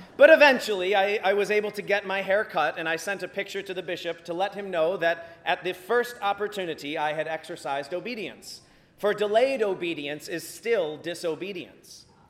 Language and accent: English; Virginia Beach, Virginia, United States; growing up in Virginia Beach, we deal with hurricanes every fall